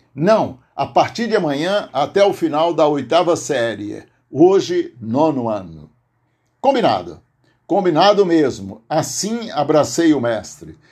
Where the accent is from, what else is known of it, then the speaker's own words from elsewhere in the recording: Aurora, Ceará, Brazil; deste nosso tradicional Rincão Cearense, minha cidade natal, Aurora, Ceará